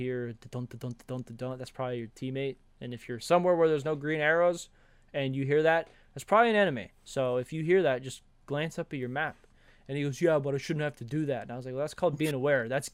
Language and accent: English; Georgia, United States; I'm from Georgia